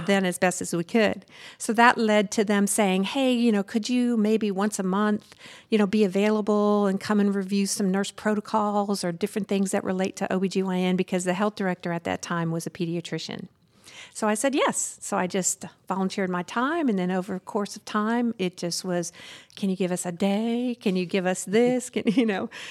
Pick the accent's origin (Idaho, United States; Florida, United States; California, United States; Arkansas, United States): Arkansas, United States; Southern; moved away; I grew up in Su-, Southern Arkansas on a very, like, twenty miles from the Louisiana